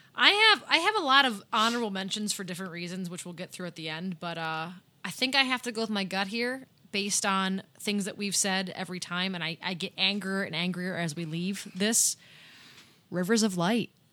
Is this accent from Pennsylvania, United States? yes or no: yes; Erie, Pennsylvania, United States; We're from Erie.